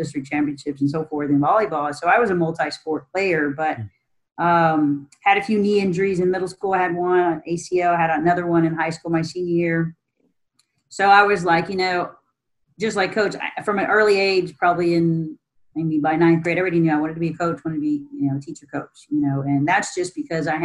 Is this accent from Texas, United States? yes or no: yes; Austin, Texas, United States; moved away as an adult; now in San Antonio, United States; I'm actually born and raised in Austin